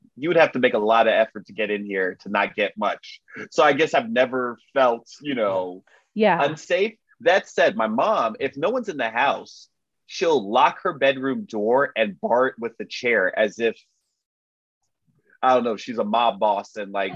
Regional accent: Miami, Florida, United States; my hometown, the beautiful, sunny, exquisite Miami, Florida

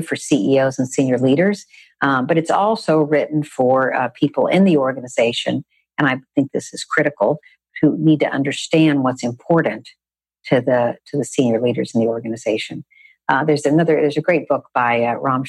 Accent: Texas, United States; I grew up in Texas

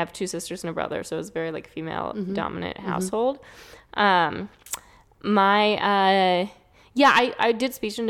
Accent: New York City, New York, United States; moved away as an adult; also born or lived in San Francisco, United States; now in Los Angeles, United States; I grew up in New York City, and I came out to California, to the Bay Area, like, for college and afterwards

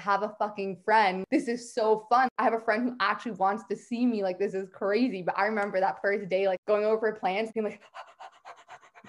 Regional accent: Greater Toronto Area, Toronto, Ontario, Canada; I am from GTA, Toronto.

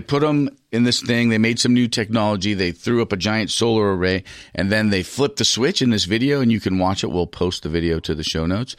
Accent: United States; I'm from America.

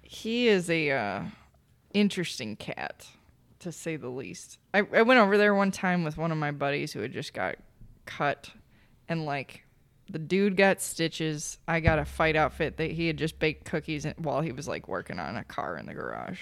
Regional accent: Minnesota, United States; I was from Minnesota

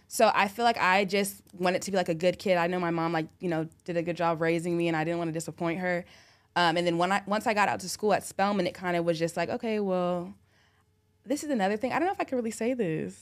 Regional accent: Orange County, California, United States; moved away as an adult; now in Atlanta, United States; I'm from Orange County

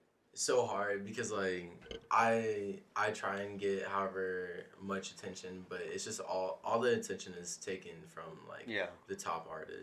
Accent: Chicago, Illinois, United States; moved away; also born or lived in Lubbock; I was born in Chicago and so I have family still there.

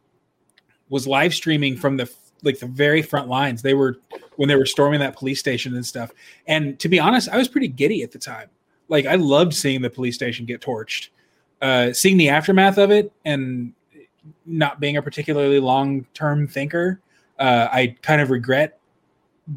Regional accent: Dallas, Texas, United States; moved away as an adult; now in Illinois, United States; So I grew up in Dallas. My family lives there.

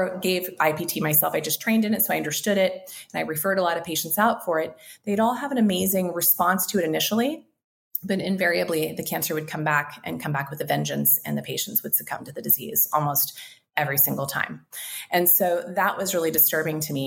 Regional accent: Kansas, United States; accent: twang; now in Mexico; I grew up in Kansas

